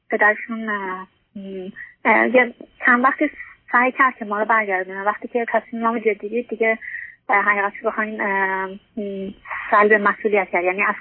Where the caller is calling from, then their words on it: Norway; از نروژ هستم